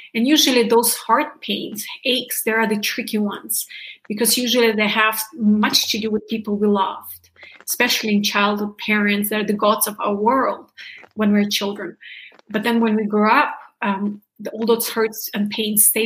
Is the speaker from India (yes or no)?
no; Germany; moved away; i'm from originally from germany